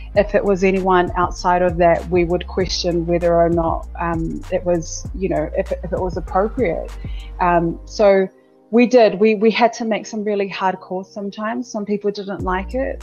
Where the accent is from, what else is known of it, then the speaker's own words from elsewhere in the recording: Auckland, New Zealand; moved away as an adult; also born or lived in Sydney, Australia; I was born in South Auckland, born in Middlemore Hospital. I grew up in South Auckland all of my life